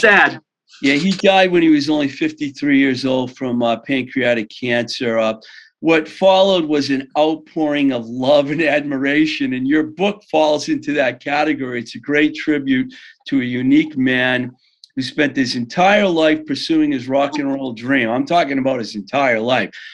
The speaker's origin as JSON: {"language": "English", "town": "Worcester", "region": "Massachusetts", "country": "United States", "tie": "born or raised there", "said": "I grew up in the Worcester area"}